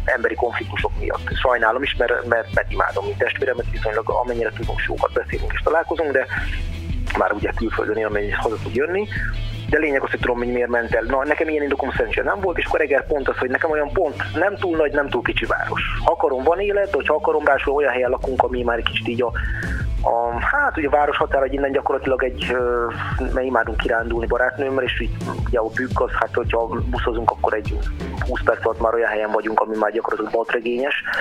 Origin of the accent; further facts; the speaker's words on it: Eger, Heves, Hungary; nekem egriként